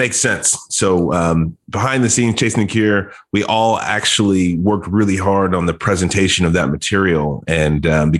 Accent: Dallas, Texas, United States; also born or lived in Dayton, Ohio; I grew up in Texas, spent the vast majority of my childhood in Dallas

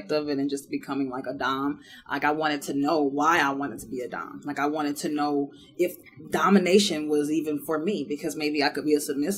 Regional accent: St. Louis, Missouri, United States; now in Houston, United States; I'm from St. Louis originally

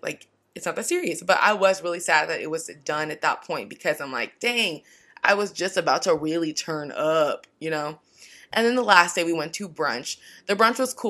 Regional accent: Washington, United States; now in Orange County, United States; growing up in Washington, it's not like there was a lot of Black people everywhere. Now I live in Orange County

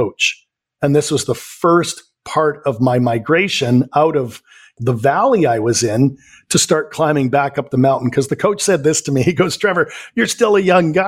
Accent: Vancouver, British Columbia, Canada; born and raised in Vancouver, Canada. So I'm a Canadian.

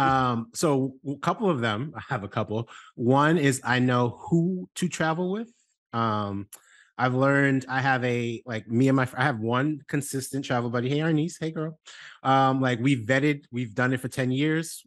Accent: New York City, New York, United States; I'm from New York City

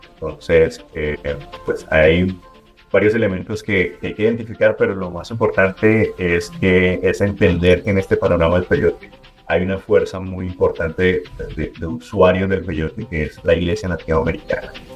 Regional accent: Mexico

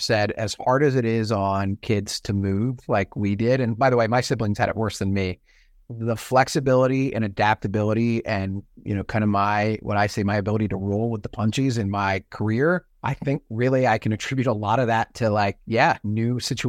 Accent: Virginia Beach, Virginia, United States; also born or lived in Pennsylvania / Washington, D.C.; Virginia and Pennsylvania. Virginia Beach, which again, actually, we were in D.C. first because he was at the Pentagon.

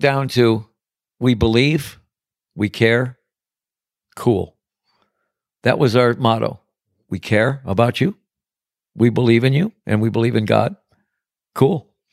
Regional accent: Detroit, Michigan, United States; now in Paradise Valley, United States; I'm from Detroit. I'm from the big, bad city

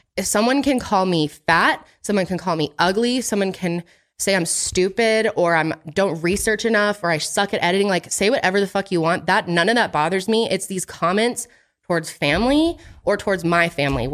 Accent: Boston, Massachusetts, United States; I was born in Boston

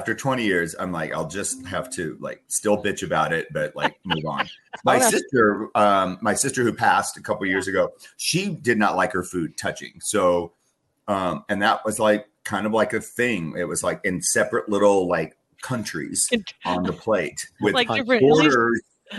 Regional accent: South Dakota, United States; well, I'm from South Dakota, and like, you know, we were up there in the north in the plains, and it was 1,000,000,000 degrees below zero

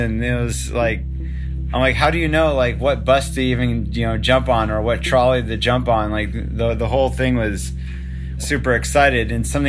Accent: Palos Verdes, California, United States; we're from Palos Verdes.

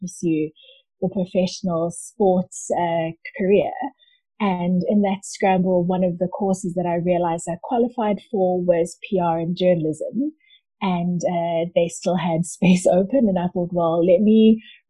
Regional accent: Durban, KwaZulu-Natal, South Africa; moved away as an adult; now in Johannesburg, South Africa; I currently live in Johannesburg, but I was born in Durban and lived in Durban for the first 21 years of my life.

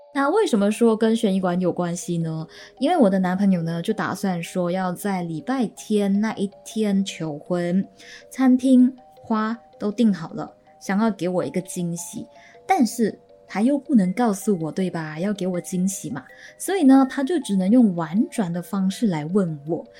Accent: Malaysia; 我们大马这边呢，好像都统称为妖怪，妖精，又或者是山妖

